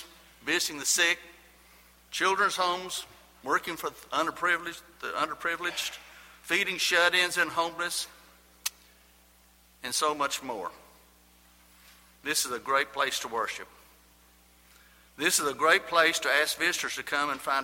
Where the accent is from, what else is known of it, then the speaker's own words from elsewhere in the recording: Lubbock, Texas, United States; I was born in Lubbock, Texas, me and …